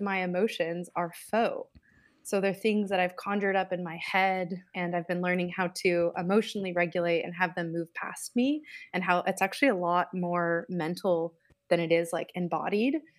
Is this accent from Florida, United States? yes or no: no; Southern California, United States; moved away as an adult; also born or lived in Portland, Oregon; now in Iowa City, United States; I grew up in Southern California, but spent most of my adult life in Portland, Oregon. But now I'm located in the Midwest, Iowa City, Iowa